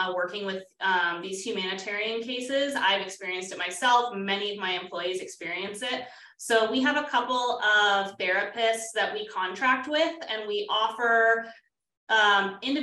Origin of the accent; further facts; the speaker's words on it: West Coast, United States; moved away as an adult; also born or lived in Washington, D.C.; I grew up on the West Coast, moved to the East Coast, and started the company in Washington, D.C. in my late 20s.